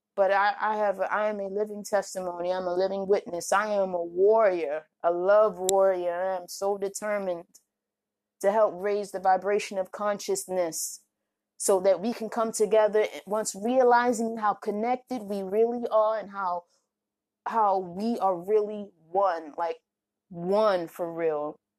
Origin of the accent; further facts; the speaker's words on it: Baltimore, Maryland, United States; moved away; also born or lived in Oklahoma; I'm from Baltimore